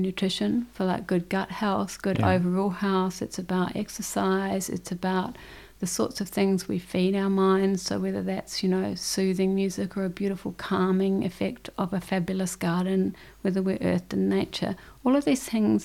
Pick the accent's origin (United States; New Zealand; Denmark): New Zealand; Christchurch, Canterbury; moved away as an adult; also born or lived in Dunedin, New Zealand / Indonesia; I was born in Dunedin, in obviously New Zealand. Moved to Christchurch when I was about 8 or 9. And grew up in Christchurch, left Christchurch when I was 19